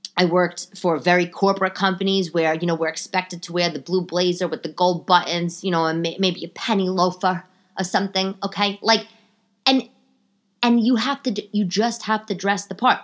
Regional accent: New York City, New York, United States; I grew up in New York

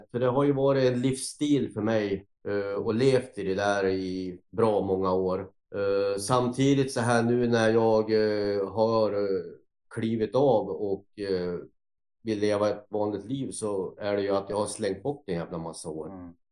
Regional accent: Gävle, Gävleborg County, Sweden; also born or lived in Sandviken; Ja, jag är ju uppväxt till en början en kort tid eh, utanför Sandviken. Då. Sen så växte jag upp i Gävle fram till lekis. Då bodde jag med min mamma.

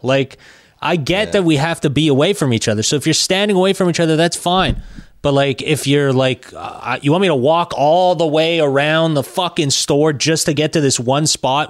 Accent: Quebec, Canada; I'm from Quebec.

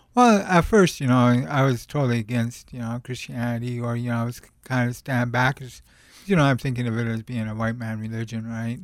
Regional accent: Montana, United States; I came from the Rocky Mountains, Montana

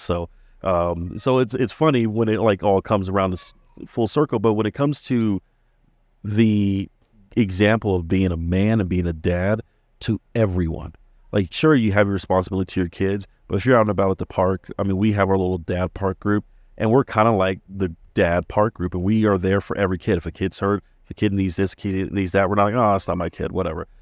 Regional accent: Maryland, United States; moved away; having friends growing up in Maryland and even here

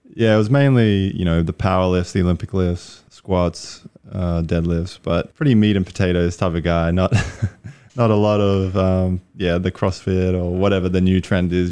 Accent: Brisbane, Queensland, Australia; moved away as an adult; also born or lived in New Mexico, United States; I'm from Australia, Brisbane, Australia. Grew up there

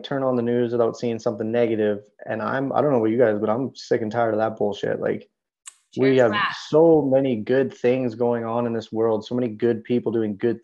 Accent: Canada; moved away as an adult; also born or lived in United States; especially as a Canadian in the United States

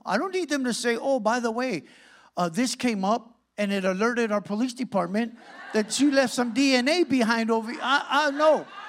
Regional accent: Santa Ana, California, United States; I'm from Santa Ana

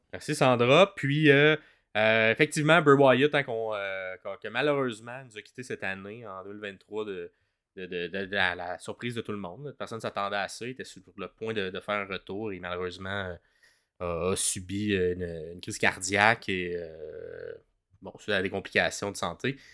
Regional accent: Montreal, Quebec, Canada; on est francophone, on vient de Montréal, euh, puis de la région, de la province du Québec.

